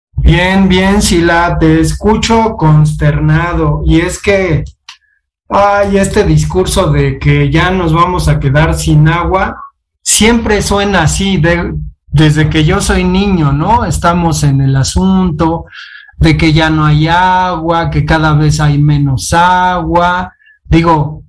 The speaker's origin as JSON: {"language": "Spanish", "country": "Mexico", "said": "nosotros somos mexicanos"}